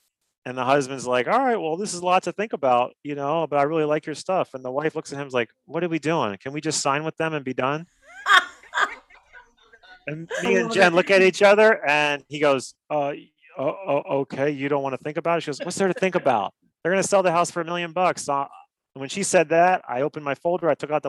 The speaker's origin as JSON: {"language": "English", "town": "Miami", "region": "Florida", "country": "United States", "lives_now": "Naples, United States", "said": "I'm a hustler from Miami."}